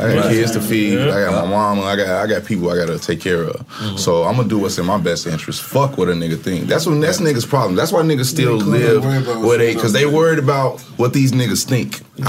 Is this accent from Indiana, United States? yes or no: yes; Gary, Indiana, United States; now in Los Angeles, United States; I'm from Gary, Indiana, my nigga. I've been living in L.A. 15 years.